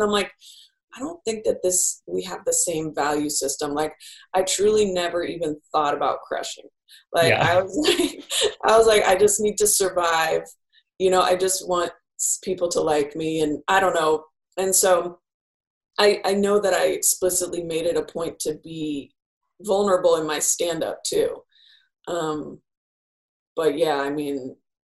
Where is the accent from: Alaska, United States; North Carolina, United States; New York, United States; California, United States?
California, United States; Bay Area; I grew up in the Bay Area